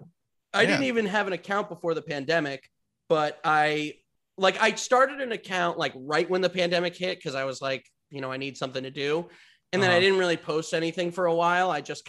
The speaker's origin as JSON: {"language": "English", "town": "Westchester", "region": "New York", "country": "United States", "said": "I'm from Westchester."}